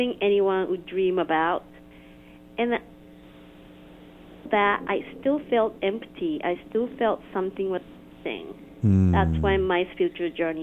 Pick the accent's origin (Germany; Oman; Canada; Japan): Japan; Tokyo; English is a second language; moved away as an adult; now in United States; I was born and raised in Tokyo, Japan.